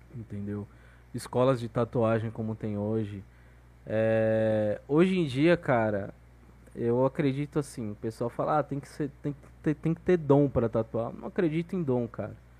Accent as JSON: {"language": "Portuguese", "town": "Guarujá", "region": "São Paulo", "country": "Brazil", "tie": "born or raised there", "also_born_or_lived": "Maceió, Alagoas", "said": "eu me criei no litoral, velho, de São Paulo, Guarujá"}